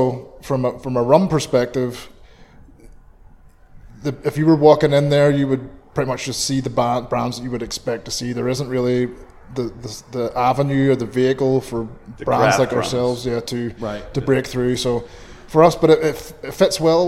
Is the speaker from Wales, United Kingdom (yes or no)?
no; Belfast, Northern Ireland, United Kingdom; first language English; moved away as an adult; also born or lived in Atlanta, Georgia; now in Canada; having grown up in Belfast in the 80s during the height of the Troubles